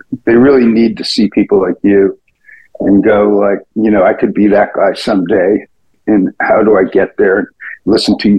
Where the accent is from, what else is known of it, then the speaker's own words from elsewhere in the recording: Providence, Rhode Island, United States; I am from Providence, Rhode Island. And I lived in three different places in Rhode Island growing up, but I was born in Providence.